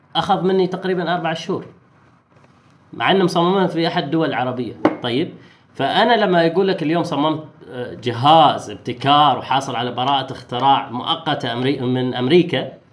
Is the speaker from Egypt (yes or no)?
no; Oman; احنا كعمانيين